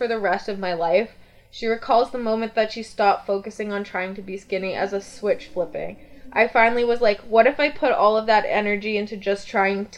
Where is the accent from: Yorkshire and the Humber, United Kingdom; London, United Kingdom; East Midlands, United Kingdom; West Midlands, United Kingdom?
Yorkshire and the Humber, United Kingdom; Bradford; We're little boys from Bradford